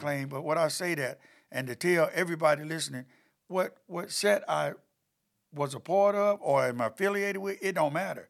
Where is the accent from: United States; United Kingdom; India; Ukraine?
United States; Chapel Hill, North Carolina; born or raised there; also born or lived in High Point, North Carolina